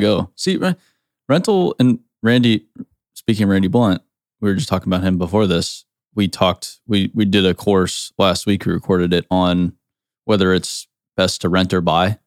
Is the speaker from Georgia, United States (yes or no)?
no; Arizona, United States; moved away; I grew up in Arizona